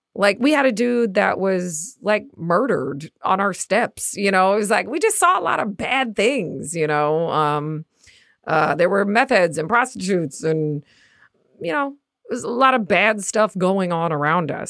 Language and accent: English; Midwest, United States; accent: Midwest; my Midwest accent